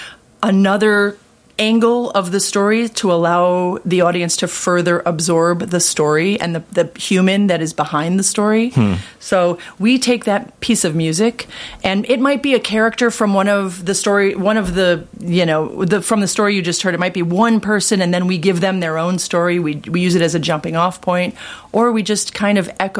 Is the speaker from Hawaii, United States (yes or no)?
no; Kenilworth, Illinois, United States; I moved to Kenilworth when I was 9 years old